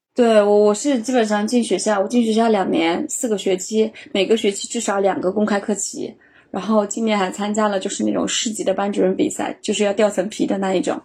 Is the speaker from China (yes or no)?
yes; northern China, China; now in Chengdu, China; 我本身是个北方人，我们那边确实植物很少